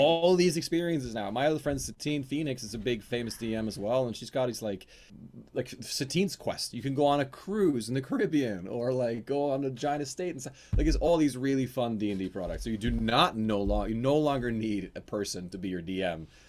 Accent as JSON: {"language": "English", "country": "Norway", "accent": "Norwegian", "said": "my real Norwegian accent"}